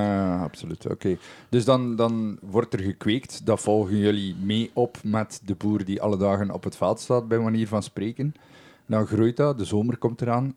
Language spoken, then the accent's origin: Dutch; West Flanders, Belgium; hier bij ons in West-Vlaanderen